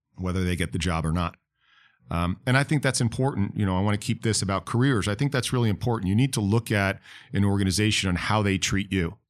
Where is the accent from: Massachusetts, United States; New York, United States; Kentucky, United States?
New York, United States; now in Florida, United States; I'm from New York.